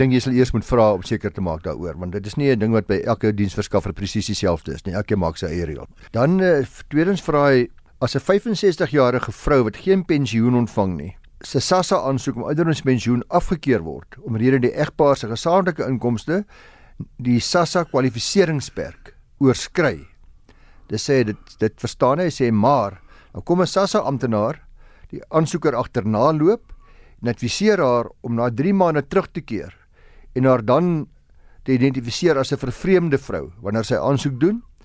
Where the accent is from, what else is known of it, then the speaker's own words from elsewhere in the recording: South Africa; ons as Suid-Afrikaners